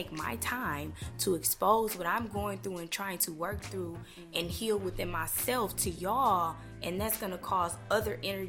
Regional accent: Tulsa, Oklahoma, United States; I grew up in Tulsa too.

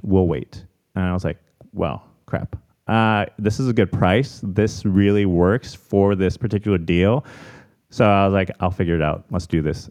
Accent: Chicago, Illinois, United States; moved away as an adult; also born or lived in Arizona; now in San Diego, United States; I'm born and raised in Chicago

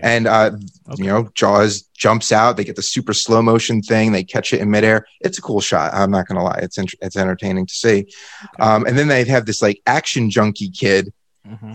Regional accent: United States; As an American

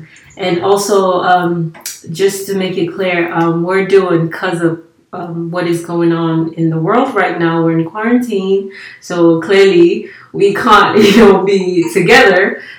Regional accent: Nigeria; English is a second language; also born or lived in Italy; So I'm Nigerian. I used to live in Italy, and then I moved here, so there's no nothing like all around the world.

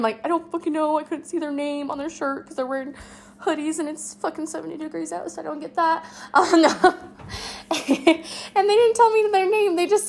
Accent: Colorado, United States; now in Las Vegas, United States; and I'm new, I'm from Colorado.

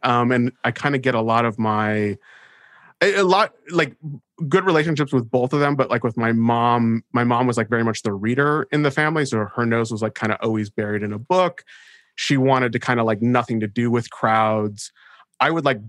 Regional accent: Los Angeles, California, United States; I'm actually born and raised in Los Angeles.

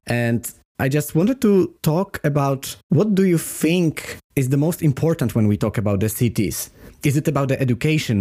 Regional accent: Poland; moved away; also born or lived in Sweden; I was coming only from Poland, from quite close country

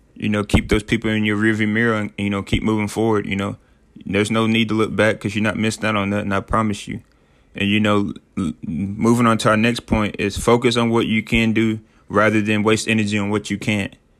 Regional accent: Sheffield, Tennessee, United States; moved away as an adult

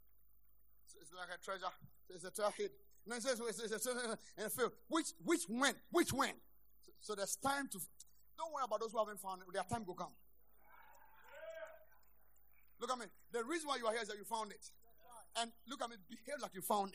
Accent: Ghana; I'm a Ghanaian.

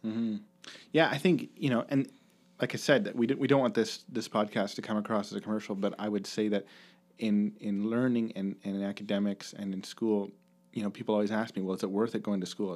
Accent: Kincardine, Ontario, Canada; also born or lived in Bruce County; I grew up in Kincardine, right, which is about almost two hours from, from Kitchener.

